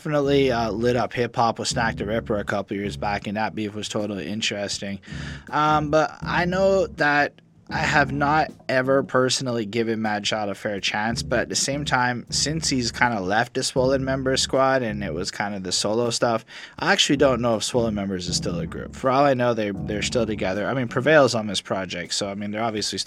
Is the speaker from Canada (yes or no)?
yes; Canada; I'm from Canada